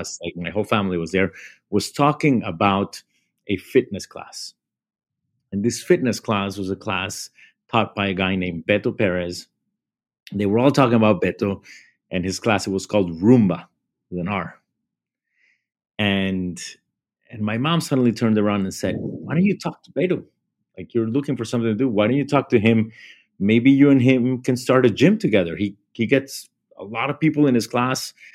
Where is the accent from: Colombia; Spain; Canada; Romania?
Colombia; Bogota; moved away as an adult; now in United States; I grew up in Bogota, Colombia.